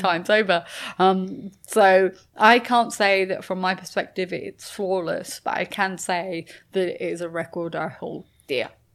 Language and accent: English; United Kingdom; I'm British